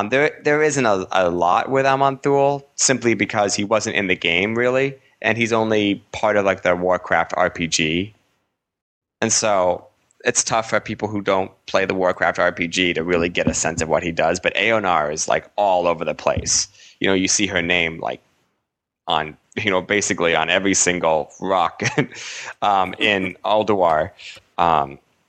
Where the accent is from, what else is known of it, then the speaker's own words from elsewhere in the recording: New England, United States; accent: New England; my New England accent